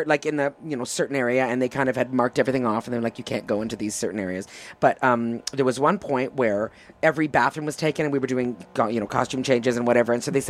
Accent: Toronto, Ontario, Canada; first language English; moved away as an adult; also born or lived in Quebec; now in United States; my hometown of Toronto

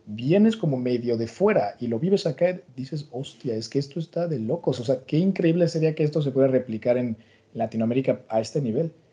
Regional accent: Mexico; now in Brussels, Belgium; Yo que soy mexicano de, pues, eso, nacional española, pero esto aquí en Bruselas puedo trabajar como ciudadano español

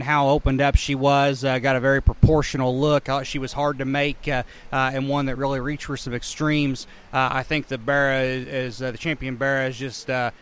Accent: Indiana, United States; moved away as an adult; also born or lived in Illinois; now in Mattoon, United States; I grew up in Indiana

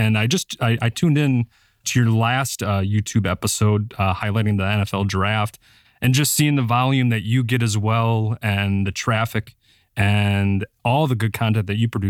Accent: Wisconsin, United States; I'm from Wisconsin, born and raised

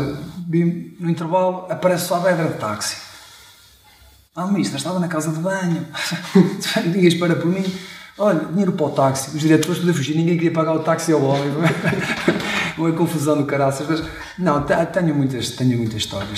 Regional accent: Chaves, Norte, Portugal; fui nascido e criado em, em Chaves, também uma, uma, uma, uma pequena cidade aqui do, do nosso distrito

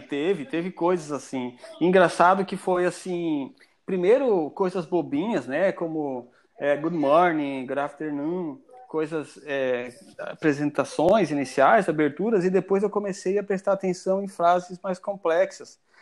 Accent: Ponta Porã, Mato Grosso do Sul, Brazil; now in Joinville, Brazil; E estou morando em Joinville já há mais tempo do que na minha cidade natal. Eu sou de Mato Grosso do Sul, cara, uma cidade que faz fronteira com o Paraguai, chamada Ponta Porã

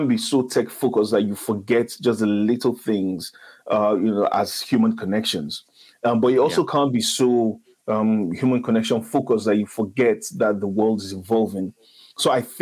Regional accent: Nigeria; I'm Nigerian, so I'll always just fall back to Nigerian sayings

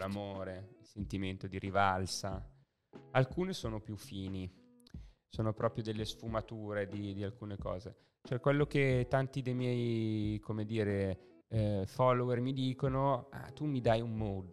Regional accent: Lodi, Lombardy, Italy; moved away as an adult; now in Milan, Italy; Io sono na- nato e cresciuto a Lodi

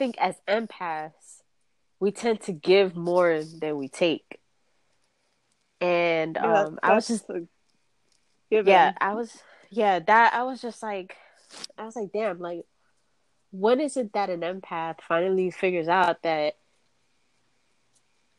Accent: East Coast, United States; I'm from the East Coast

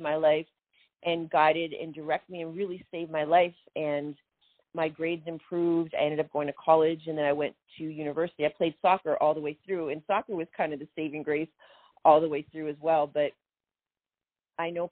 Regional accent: Canada; now in Atlanta, United States; I was a Canadian, the only Canadian on the American Gladiators and on that series

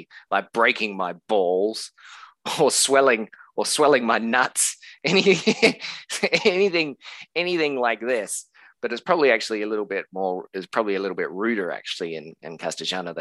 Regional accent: Australia

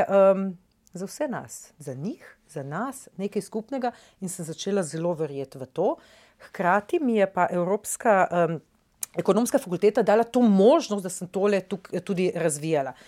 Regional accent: Nova Gorica, Goriška, Slovenia; prihajam iz Nove Gorice ne? in ja. v bistvu iz stanovanja vidim čez v Italijo

